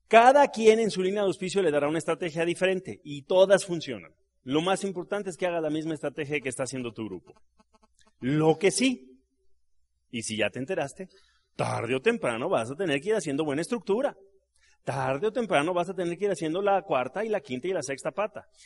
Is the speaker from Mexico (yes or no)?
yes; Mexico City, Mexico; yo me crié aquí. Yo soy de Gabriel Mancera entre San Lorenzo y Miguel Laurent. Yo ahí me crié